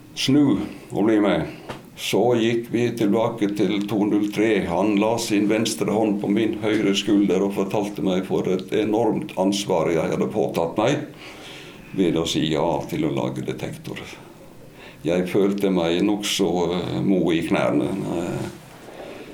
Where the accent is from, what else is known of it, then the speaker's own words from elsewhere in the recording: Stryn, Vestland, Norway; moved away as an adult; jeg er jo fra bondegård i Stryn